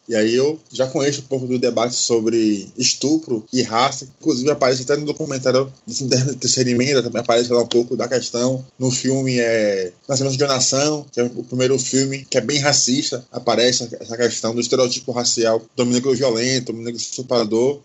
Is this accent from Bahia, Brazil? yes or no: yes; Salvador, Bahia, Brazil; tenho 30 anos, sou de Salvador.